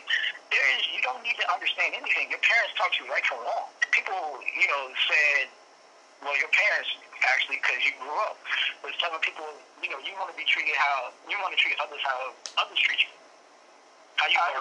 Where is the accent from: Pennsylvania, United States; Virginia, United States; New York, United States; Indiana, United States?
Virginia, United States; moved away as an adult; also born or lived in Washington State; I'm born and raised in Virginia, I moved out to Washington State for career moves